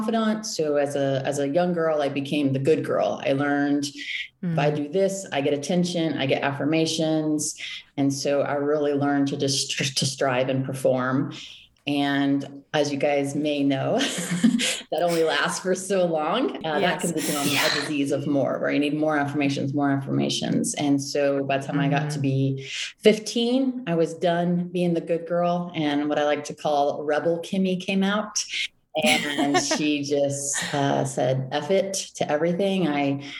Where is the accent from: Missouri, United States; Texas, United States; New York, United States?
Texas, United States; Austin; I was born and raised right here in Austin, Texas.